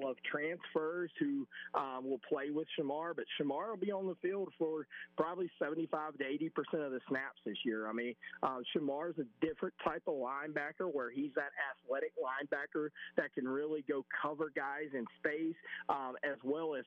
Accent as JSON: {"language": "English", "town": "Mobile", "region": "Alabama", "country": "United States", "tie": "born or raised there", "said": "growing up in Mobile"}